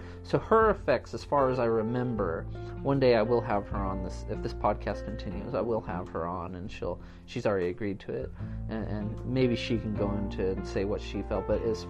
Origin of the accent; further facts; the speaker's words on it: California, United States; So I was kind of like trying to invoke California, my home state, and I was trying to kind of invoke like the feelings, I guess, I got when I was up in, you know, Northern California along the coastline